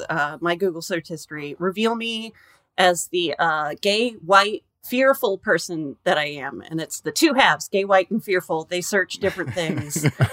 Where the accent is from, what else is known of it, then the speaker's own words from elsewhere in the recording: Napa, California, United States; now in Los Angeles, United States; Yeah, no. I went to Humboldt State and I'm from Napa. I know. I came down to LA to get my water back.